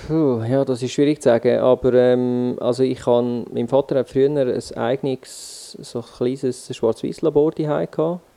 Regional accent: Switzerland; accent: Swiss German dialect; sicher Deutschschweiz und auf Schweizer Mundart

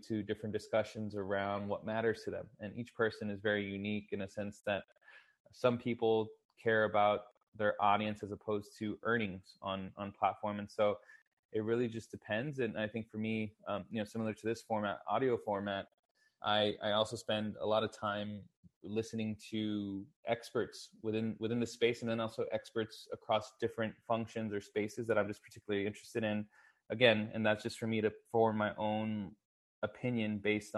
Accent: Texas, United States; I'm born and raised in Texas, currently actually living out of San Antonio, Texas.

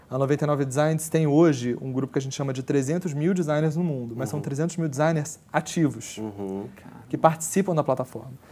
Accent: Brazil; A gente, olha, somos brasileiros, temos aqui uma, um, um, um, dos principais concorrentes desse, desse modelo de negócio no Brasil.

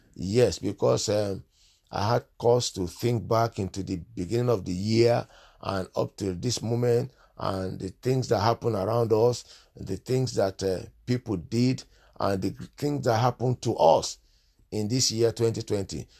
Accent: Nigeria; moved away; I'm originally from Nigeria

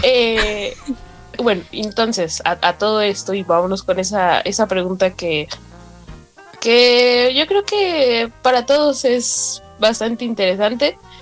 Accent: Mexico; now in Argentina; yo soy de México

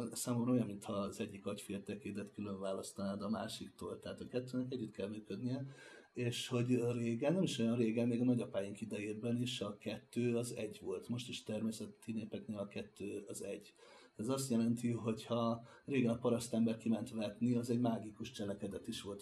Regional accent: Hungary; mint magyar tátosként jutottam

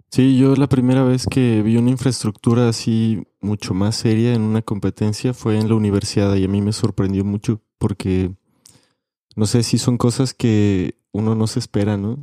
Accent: Mexico; Como escaladores mexicanos

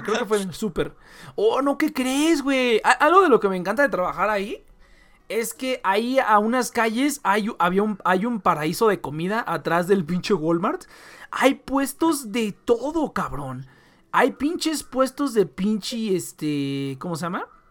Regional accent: Michoacán, Mexico; now in Tijuana, Mexico; Yo soy de Michoacán, que es culinariamente superior

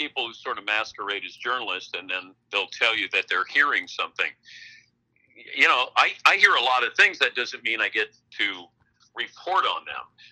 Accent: Cincinnati, Ohio, United States; Johnny Bench was one of the people I looked up to growing up in Cincinnati

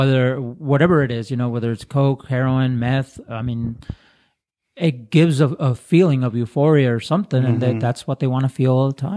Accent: Nogales, Sonora, Mexico; moved away; I grew up in Nogales, Sonora

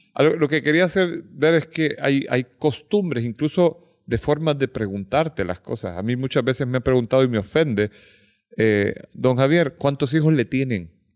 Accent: United States; yo crecí en Estados Unidos.

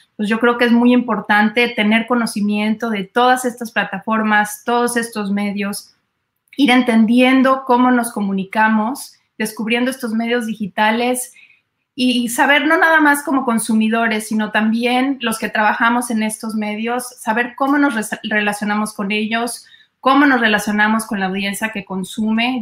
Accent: Mexico; now in United States; soy mexicana

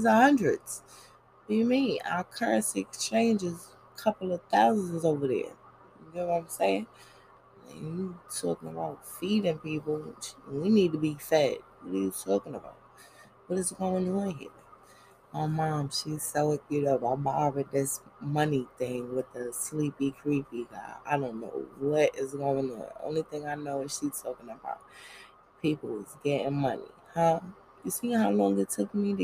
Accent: New York City, New York, United States; I'm just from Brooklyn

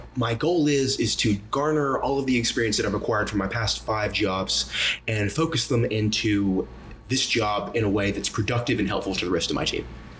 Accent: Charlotte, North Carolina, United States; I was born in Charlotte, North Carolina, obviously the East Coast. I was born and raised there. Never moved. Moved around the same state, though.

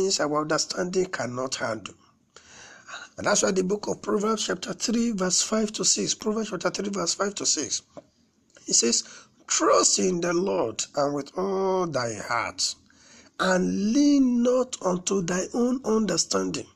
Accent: Nigeria; All the tribes in Nigeria, we are still studying, we are yet to fully understand one another

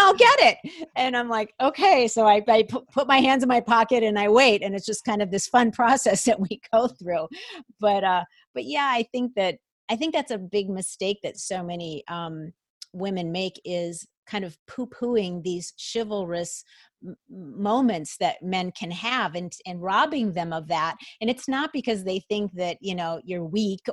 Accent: Minnesota, United States; moved away as an adult; also born or lived in Atlanta, Georgia; I grew up in Minnesota, and it wasn't until we moved after we had been married for some time, we moved to the South and we lived in Atlanta

